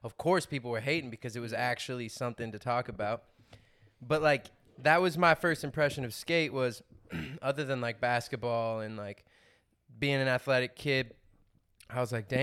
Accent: Omaha, Nebraska, United States; I'm from Omaha, Nebraska

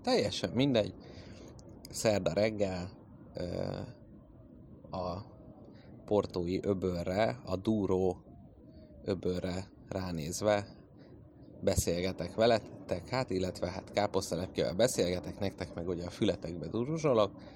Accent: Hungary; jó magyarként

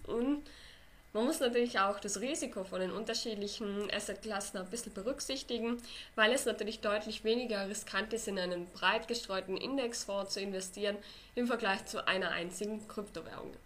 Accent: Austria; Bei uns in Österreich

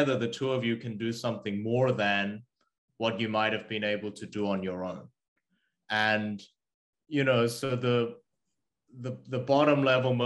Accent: Australia; English is a second language; also born or lived in South Korea; I was born in South Korea and I moved to Australia when I was 8. And I didn't have the language

